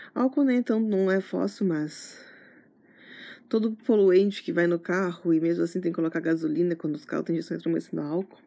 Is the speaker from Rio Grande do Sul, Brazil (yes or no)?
yes; Santana do Livramento, Rio Grande do Sul, Brazil; moved away; eu sou de Livramento, que é a fronteira com o Uruguai